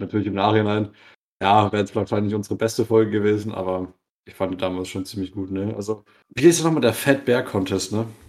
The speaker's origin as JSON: {"language": "German", "region": "Bavaria", "country": "Germany", "said": "bei uns in Bayern"}